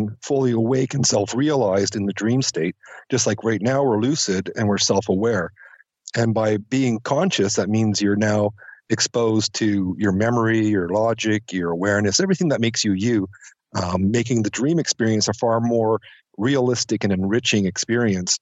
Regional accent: Penticton, British Columbia, Canada; right now I'm in Penticton, and at the time I was also living in Penticton. I was 14

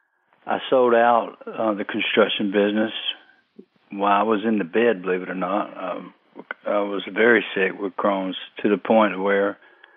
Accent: Fayetteville, North Carolina, United States; I was born in October of 61, south of Fayetteville, southeast of Fayetteville, about 20 miles or close to it, out in the country. I lived within a quarter of a mile where I was born

